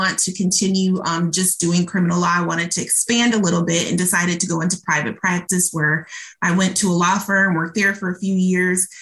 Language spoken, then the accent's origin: English; Muskegon, Michigan, United States; also born or lived in Detroit, Michigan; I was born and raised in Muskegon, Michigan